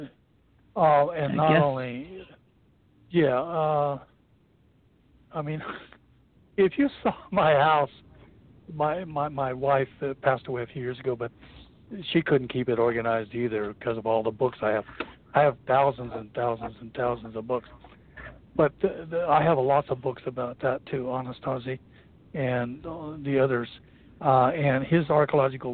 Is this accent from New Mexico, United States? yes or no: yes; New Mexico, United States; I grew up in New Mexico